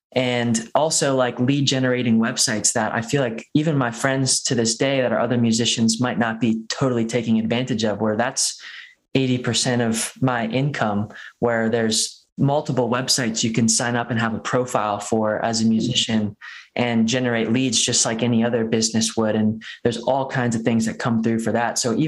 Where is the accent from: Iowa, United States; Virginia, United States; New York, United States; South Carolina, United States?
South Carolina, United States; moved away as an adult; also born or lived in Charleston, South Carolina; now in Boulder, Colorado, United States; I played music all growing up in South Carolina